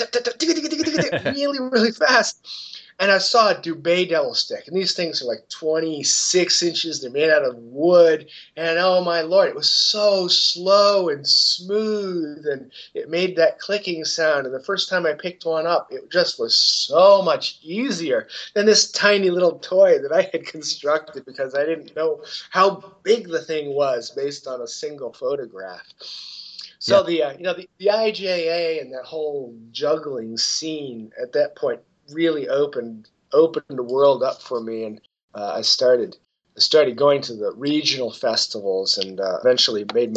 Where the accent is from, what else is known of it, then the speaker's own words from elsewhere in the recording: southern Indiana, United States; about 2.5 hours away from my hometown up in Fort Wayne, Indiana, I think it was. I live in southern Indiana, down in Bloomington